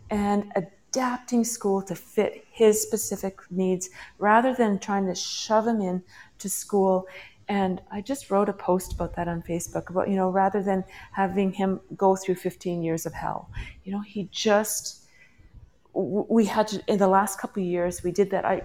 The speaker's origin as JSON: {"language": "English", "region": "British Columbia", "country": "Canada", "lives_now": "Mexico", "said": "I'm in Mexico right now, but I, am uh, from British Columbia"}